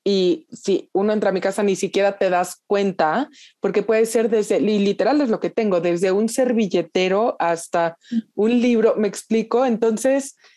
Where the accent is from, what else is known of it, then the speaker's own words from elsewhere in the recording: Mexico; ya siendo mexicana